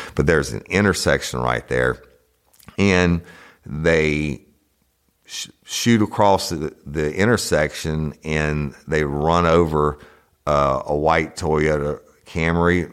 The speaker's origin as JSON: {"language": "English", "town": "Clinton", "region": "Louisiana", "country": "United States", "tie": "born or raised there", "also_born_or_lived": "Baton Rouge, Louisiana", "said": "I'm originally from East Feliciana Parish in uh, the town of Clinton"}